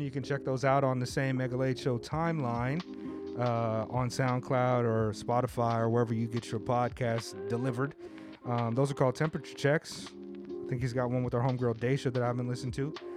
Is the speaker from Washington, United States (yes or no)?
no; Southern California, United States; now in Japan; I grew up in Southern California